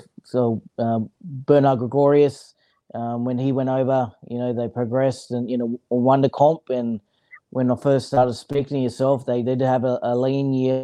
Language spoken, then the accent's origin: English; Brisbane, Queensland, Australia; moved away as an adult; also born or lived in Mackay / Sydney; I was originally, from Brisbane. I was a city boy